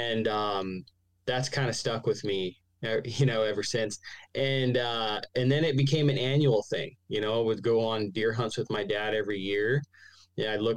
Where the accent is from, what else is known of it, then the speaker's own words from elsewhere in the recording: Arizona, United States; also born or lived in New York; I live down here in Arizona in the desert.